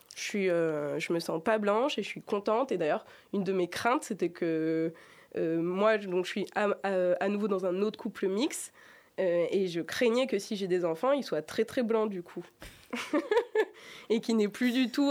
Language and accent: French; Grenoble, Auvergne-Rhône-Alpes, France; Je suis née à Grenoble et pas à, Annecy.